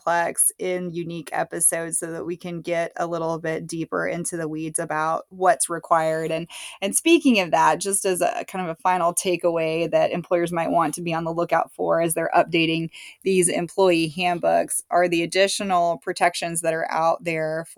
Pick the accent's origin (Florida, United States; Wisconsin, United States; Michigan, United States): Florida, United States; My home state of Florida